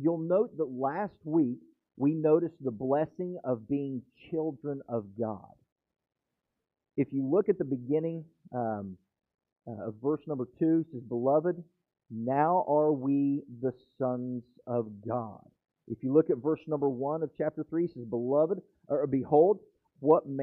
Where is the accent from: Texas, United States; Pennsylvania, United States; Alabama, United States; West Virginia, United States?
West Virginia, United States; now in Florida, United States; I'm from West Virginia